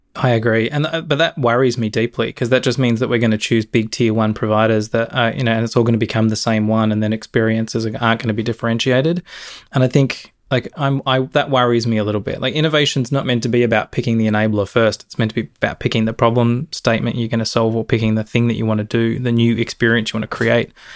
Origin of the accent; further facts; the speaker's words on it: Australia; moved away; to my home country and hang out with my family who I haven't seen for three bloody years